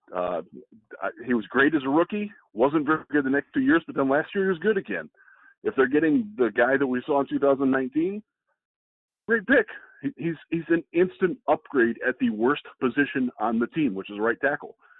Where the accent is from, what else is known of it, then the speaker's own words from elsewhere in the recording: Vermilion, Ohio, United States; they are from my hometown. Brian was, I think, two years behind me in school